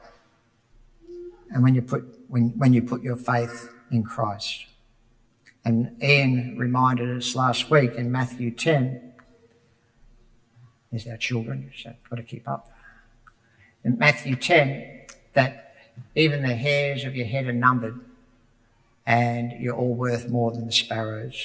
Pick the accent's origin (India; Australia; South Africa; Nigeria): Australia; Broadmeadows, Victoria; When I was a boy growing up in Broadmeadows